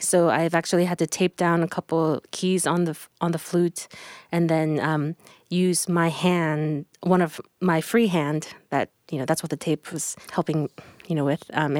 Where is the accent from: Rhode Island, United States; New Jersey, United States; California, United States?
California, United States; San Francisco Bay Area; And I am from the San Francisco Bay Area, and I live near San Jose, California right now.